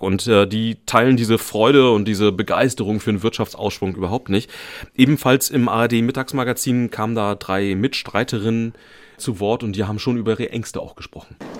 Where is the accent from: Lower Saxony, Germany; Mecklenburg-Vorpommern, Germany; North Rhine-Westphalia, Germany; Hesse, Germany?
Mecklenburg-Vorpommern, Germany; Schwerin; ich bin in Schwerin aufgewachsen